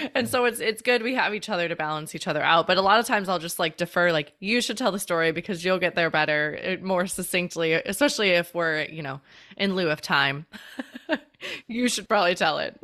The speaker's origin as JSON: {"language": "English", "town": "Chicago", "region": "Illinois", "country": "United States", "moved": "yes", "said": "We are originally from Chicago"}